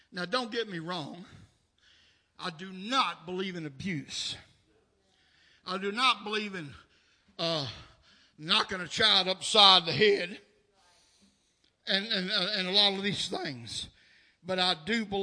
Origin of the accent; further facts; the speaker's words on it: Nashville, Tennessee, United States; The dead-end street that I was raised up on in South Nashville